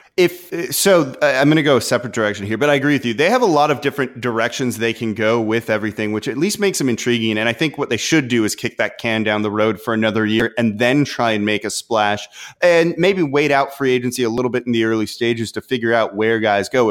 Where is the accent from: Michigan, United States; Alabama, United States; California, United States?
California, United States; Los Angeles; moved away; I'm from Los Angeles originally. I grew up a Laker fan